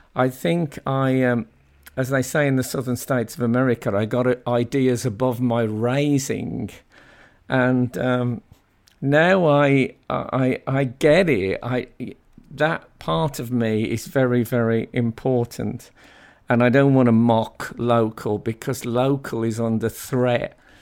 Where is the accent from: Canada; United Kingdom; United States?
United Kingdom; Black Country, West Midlands; When I was growing up in the Black Country